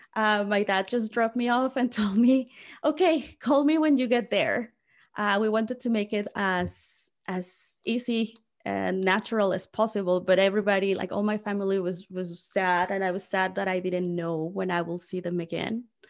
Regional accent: Mexico City, Mexico; moved away as an adult; also born or lived in Winnipeg; now in Lethbridge, Canada; I moved from Mexico City to Winnipeg

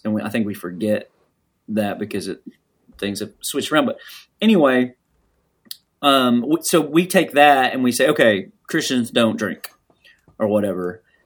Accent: the South, United States; I grew up here

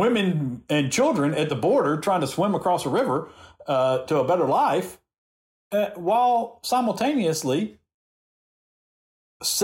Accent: the South, United States; accent: Southern; my Southern accent

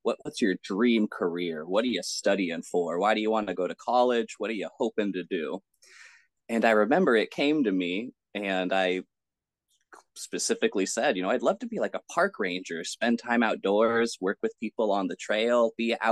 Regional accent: San Francisco Bay Area, California, United States; also born or lived in Los Angeles, California / Southern Oregon; where I really did most of my primary school, high school, and then community college was the San Francisco Bay Area

